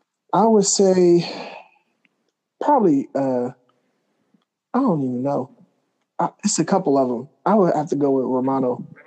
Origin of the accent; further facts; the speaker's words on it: Philadelphia, Pennsylvania, United States; we grew up in Philly.